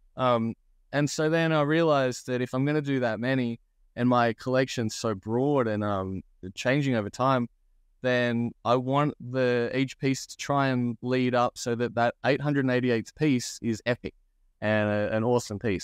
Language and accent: English; Australia; I'm like Australian. I live in Australia